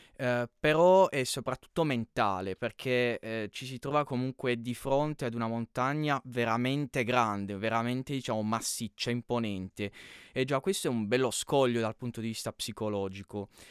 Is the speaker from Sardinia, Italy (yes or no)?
no; Canosa di Puglia, Apulia, Italy; sono di Canosa di Puglia